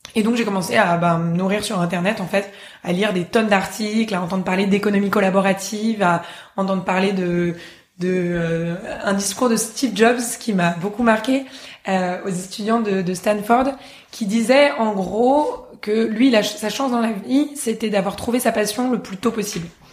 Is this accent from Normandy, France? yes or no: no; Paris, Île-de-France, France; moved away as an adult; also born or lived in Oslo, Norway; en ayant passé toute mon enfance à Paris